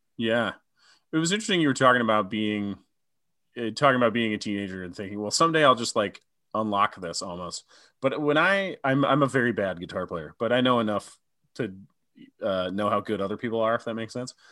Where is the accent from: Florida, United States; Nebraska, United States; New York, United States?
Nebraska, United States; Omaha; my hometown of Omaha